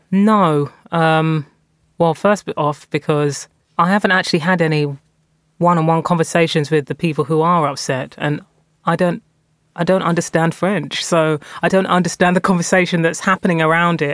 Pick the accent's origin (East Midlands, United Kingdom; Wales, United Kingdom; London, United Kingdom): London, United Kingdom; also born or lived in North West England; I'm a Londoner through and through. I moved around London um, throughout my formative years. I was born in East London